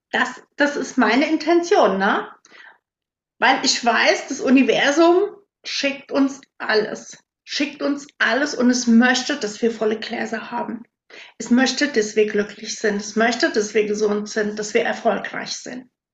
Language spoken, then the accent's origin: German; 15-18 km from Herborn, Westerwald, Germany; moved away as an adult; now in Siegerland, Germany; ich komme ursprünglich aus einem winzig kleinen Dorf. Damals waren da so 180 Einwohner.